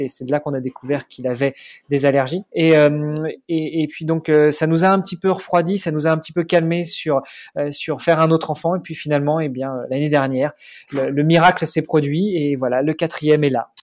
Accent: Normandy, France; moved away as an adult; now in Luxembourg; je suis normand.

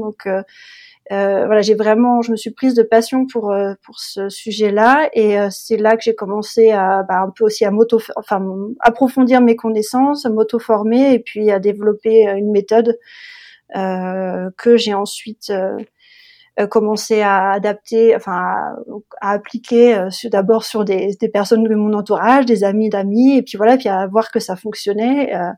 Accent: Le Mans, Pays de la Loire, France; moved away as an adult; also born or lived in Berlin, Germany; now in Potsdam, Germany; moi, je suis originaire de, du Mans, la ville du Mans en France, et je vis en Allemagne maintenant depuis plus d'une dizaine d'années.

